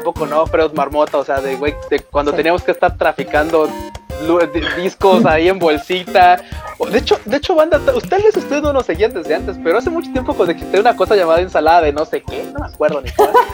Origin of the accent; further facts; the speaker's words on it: Mexico; sí vengo de México, de donde estafan y hay mafia y todo